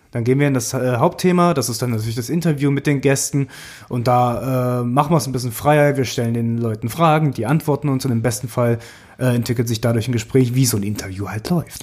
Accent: Thuringia, Germany; moved away as an adult; now in Berlin, Germany; Ich komme aus dem Osten, Thüringen, um genau zu sein.

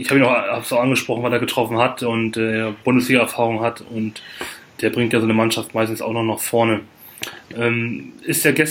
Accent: Lübeck, Schleswig-Holstein, Germany; für mich als äh, Nicht-Hamburger ist es, also ich komme aus Lübeck, ist es auch schon schwer, dann da anzureisen

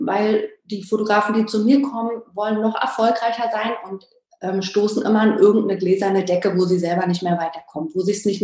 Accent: Berlin, Germany; born there; bin schon sehr, bin aus Berlin gebürtig

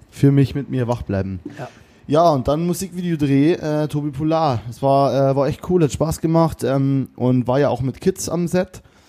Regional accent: Bavaria, Germany; accent: Bavarian; wegen meinem Bayerisch

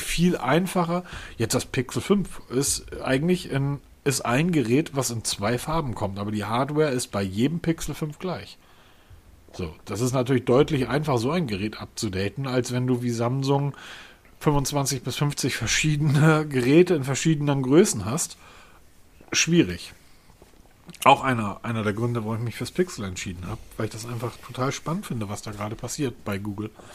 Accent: Hamburg, Germany; Als Hamburger

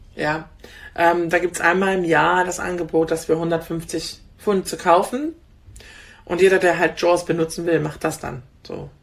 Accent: Germany; moved away as an adult; now in England, United Kingdom; ich bin Deutsche und ich werde immer Deutsche bleiben und ich mag Deutschland

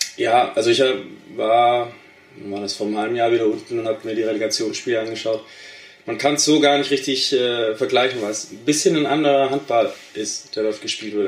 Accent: Ditzingen, Baden-Württemberg, Germany; moved away as an adult; also born or lived in Bielefeld; now in Steinhagen, Germany; ich komme ja ursprünglich nicht aus Steinhagen, sondern aus Ditzing. Das ist in Baden-Württemberg, im, ich sag mal, im Großraum Stuttgart

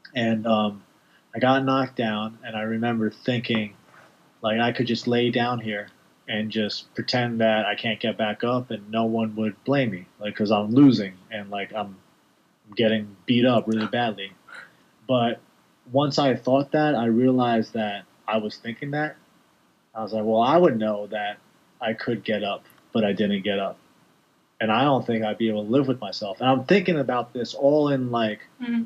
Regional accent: New York, United States; I'm a guy from New York

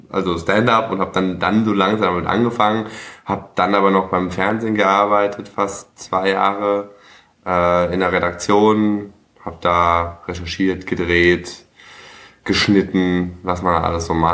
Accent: Cologne, North Rhine-Westphalia, Germany; also born or lived in Lower Franconia, Bavaria; komme aus Köln ursprünglich auch gebürtig? Nee, ich bin in, äh, in Bayern geboren, also in Unterfranken.

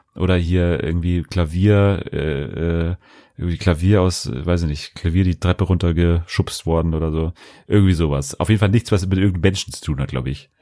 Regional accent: Bavaria, Germany; bei uns in Bayern

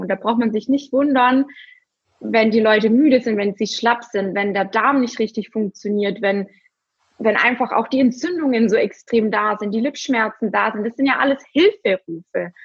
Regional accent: Germany; bei uns in Deutschland

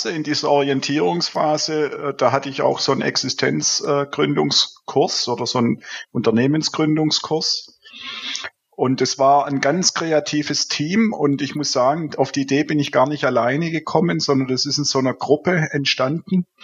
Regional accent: Baden-Württemberg, Germany; now in Cologne, Germany; Wie man hört, äh, bin ich im Schwabenland äh, aufgewachsen und äh, seit 14 Jahren hier in Köln

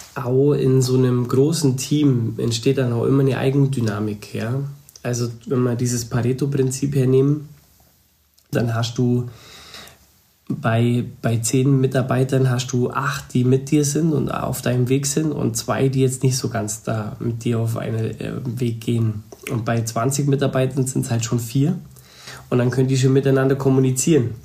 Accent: Upper Bavaria, Germany; ich bin eigentlich noch Oberbayer

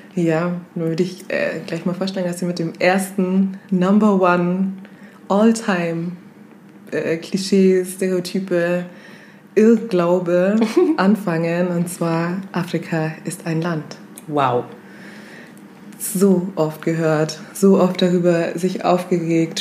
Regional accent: Kenya; moved away; wo kommst du her? Dann sage ich Kenia

